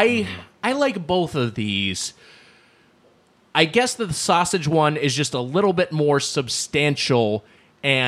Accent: Long Beach, California, United States; Long Beach, California, which is the area where I'm from

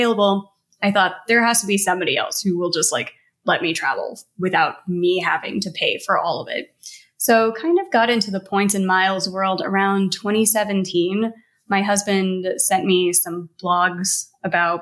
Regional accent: Missouri, United States; I grew up in Missouri

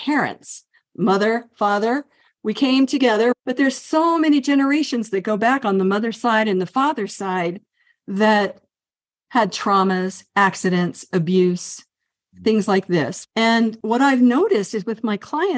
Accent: Northern Virginia, United States; also born or lived in Colorado; now in Santa Fe, United States; I grew up in Northern Virginia, and then I went to Colorado, and now I'm here in New Mexico.

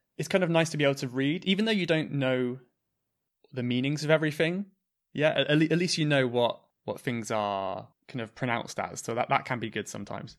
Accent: southwest of the UK, South West England, United Kingdom; I'm from the very south, southwest of the U K.

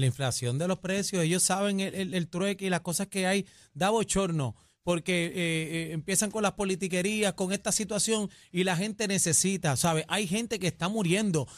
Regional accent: Puerto Rico; todos somos puertorriqueños

